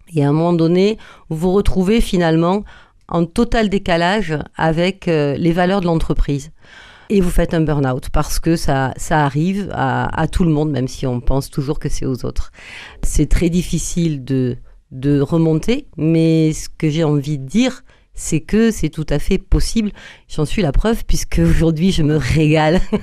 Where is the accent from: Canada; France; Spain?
France; Agen, Nouvelle-Aquitaine; On est nés à Agen tous les deux